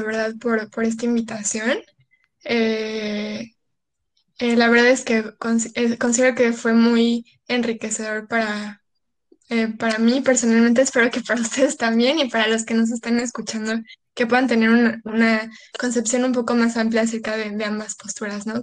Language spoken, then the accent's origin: Spanish; Cancún, Quintana Roo, Mexico; somos de Cancún